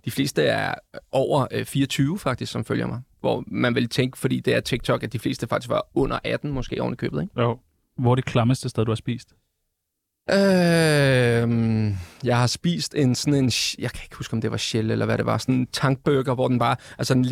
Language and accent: Danish; Capital Region of Denmark, Denmark; folk køber ind i, at jeg er fra Vestegnen, jeg har en bestemt accent, jeg siger nogle bestemte ting